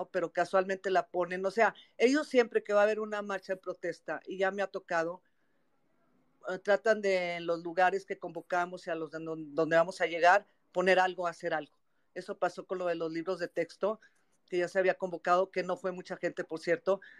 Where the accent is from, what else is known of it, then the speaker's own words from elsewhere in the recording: Mexico; me queda el orgullo que como mexicana sigo siendo, haciendo algo por mi país.